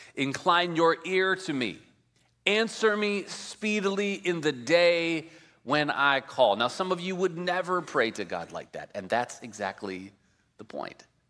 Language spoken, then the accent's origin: English; Midwest, United States; moved away as an adult; also born or lived in Colorado; now in California, United States; I grew up in the Midwest